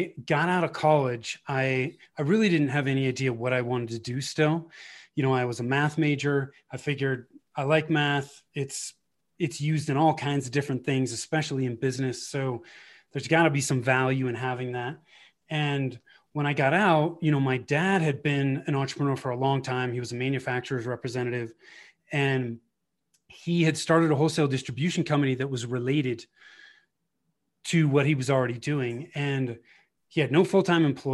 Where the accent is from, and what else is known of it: Bay Area, Northern California, United States; born or raised there; moved away as an adult; now in Colorado, United States